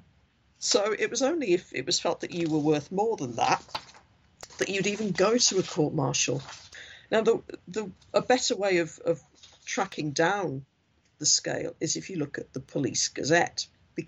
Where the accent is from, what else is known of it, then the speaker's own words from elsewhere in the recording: Hartlepool, North East England, United Kingdom; now in Leeds, United Kingdom; I am from Hartlepool